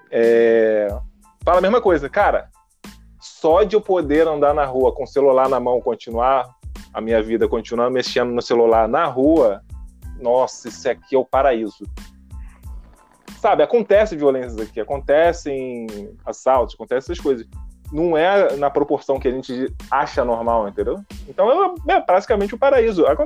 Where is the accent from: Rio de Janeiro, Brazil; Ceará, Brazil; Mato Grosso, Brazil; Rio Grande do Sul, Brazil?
Rio de Janeiro, Brazil; E como a gente tá falando, eu vim do Rio de Janeiro.